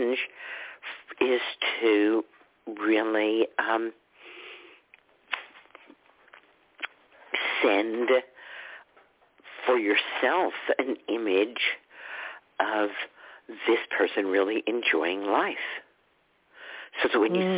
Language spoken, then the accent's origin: English; Texas, United States; I grew up in Texas with holy rollers and snake